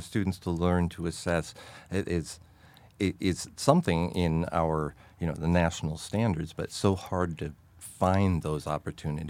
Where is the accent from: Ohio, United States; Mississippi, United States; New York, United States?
New York, United States; growing up in New York